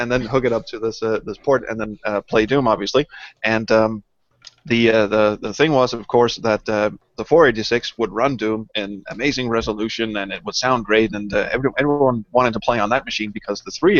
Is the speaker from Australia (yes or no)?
no; Denmark; English is a second language; Well, it was you know, Denmark being a very small country, but there was a very nice little LAN